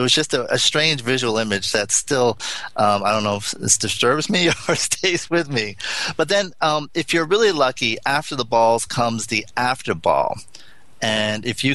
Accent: California, United States; that's just not me as a Californian

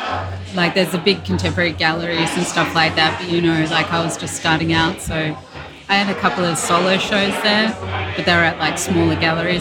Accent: Perth, Western Australia, Australia; moved away as an adult; now in United States; I'm from Perth, Australia.

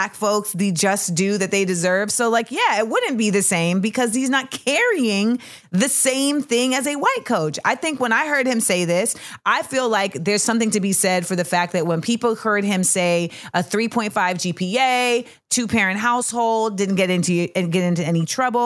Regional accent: Florida, United States; also born or lived in Orlando; we are both from Florida, and we have both spent time in Orlando in our lives

